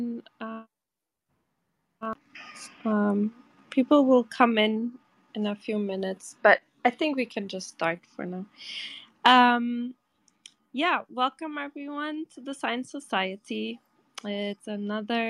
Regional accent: Portugal; I'm from Portugal

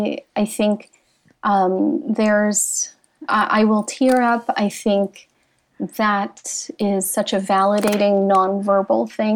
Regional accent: United States; I grew up in a Filipino-American home.

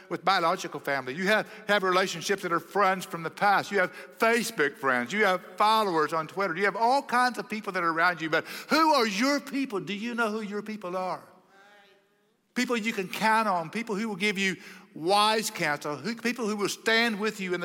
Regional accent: Oklahoma, United States; now in Texas, United States; I grew up in Oklahoma, you know, the promised land

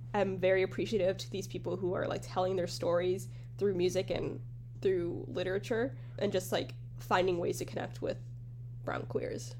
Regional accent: United States; as being like an American person

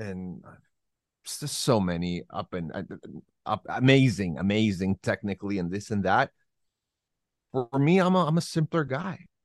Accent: Santiago, Santiago Metropolitan Region, Chile; now in Las Vegas, United States; I'm originally from Santiago, Chile, South America

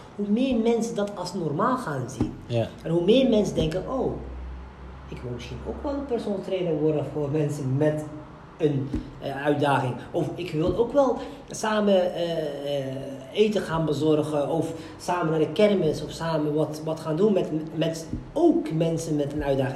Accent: Morocco; ik ben een Marokkaan

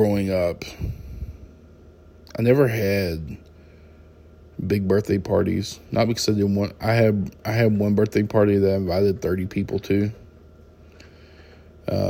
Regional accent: Texas, United States; moved away as an adult; also born or lived in Arizona; I grew up in Texas

